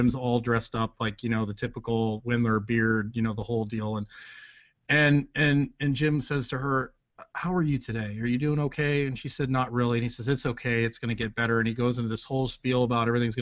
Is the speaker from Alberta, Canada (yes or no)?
yes; Edmonton, Alberta, Canada; moved away as an adult; also born or lived in Redding, California / Lynchburg, Virginia; now in United States; I haven't been home since 2001, Edmonton, Alberta